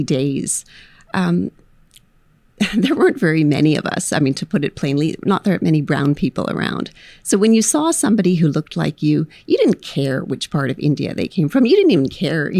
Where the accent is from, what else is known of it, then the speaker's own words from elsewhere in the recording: Vancouver, British Columbia, Canada; now in Edmonton, Canada; My brother and I grew up in Vancouver in the 70s and 80s.